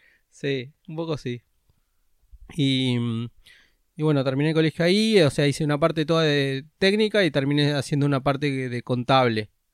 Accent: Ciudad Jardín Lomas del Palomar, Buenos Aires Province, Argentina; yo nací en Capital, pero de chiquito me fui a vivir a Edo. Cuando tenía 5 mis papás se divorciaron. Así que de ahí me fui a vivir a Ciudad Jardín con mi mamá

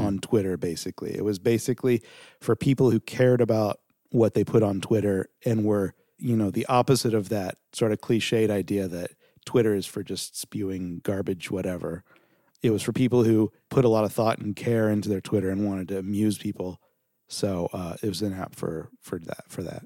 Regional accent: Southern California, United States; also born or lived in New York; I moved back out to L A. I'm from Southern California.

